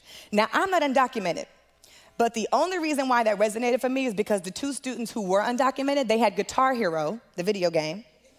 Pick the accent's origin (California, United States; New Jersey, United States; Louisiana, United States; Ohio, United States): California, United States; Los Angeles; moved away; I'm from Los Angeles, California, originally. I know how DMV rolls, so I got to make sure I shout out my city. And I'm from Los Angeles originally. I'm the oldest of three. My mother is from Algiers